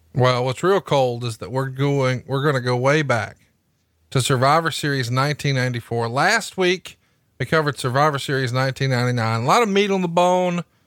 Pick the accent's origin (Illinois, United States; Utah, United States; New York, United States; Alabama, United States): Alabama, United States; You're going to be in my home state